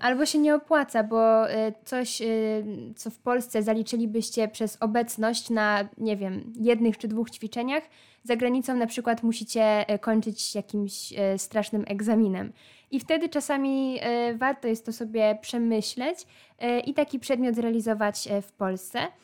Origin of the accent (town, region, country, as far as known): Poland